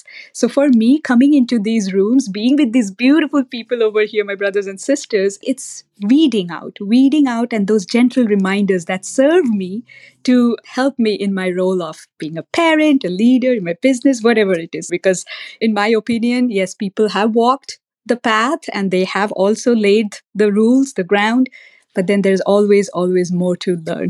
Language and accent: English; India; I grew up in India, and my dad is my guru